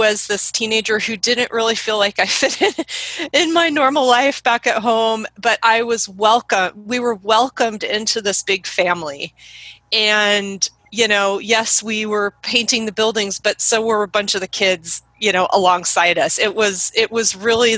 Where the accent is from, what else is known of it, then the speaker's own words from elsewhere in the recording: Oregon, United States; I grew up in Oregon, where I still live.